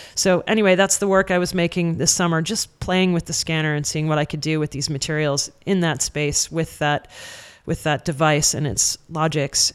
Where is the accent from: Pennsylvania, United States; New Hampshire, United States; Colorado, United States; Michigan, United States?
New Hampshire, United States; moved away; also born or lived in Boston; in the small town where I grew up in New Hampshire